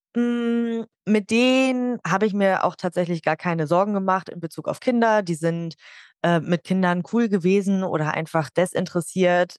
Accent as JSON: {"language": "German", "region": "Hamburg", "country": "Germany", "tie": "born or raised there", "moved": "yes", "lives_now": "Nordhorn, Germany", "said": "Ich komme gebürtig aus Hamburg und lebe aber inzwischen in Nordhorn"}